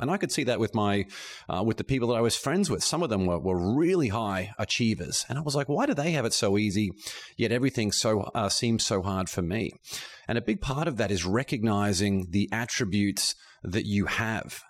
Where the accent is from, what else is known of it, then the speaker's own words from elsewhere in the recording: Brisbane, Queensland, Australia; moved away as an adult; also born or lived in Boston, United States / Shanghai, China; growing up in Australia.